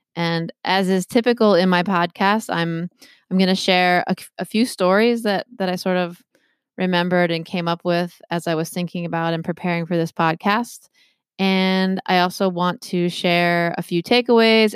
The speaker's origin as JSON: {"language": "English", "region": "Maryland", "country": "United States", "moved": "as an adult", "lives_now": "Massachusetts, United States", "said": "I'm from Maryland originally"}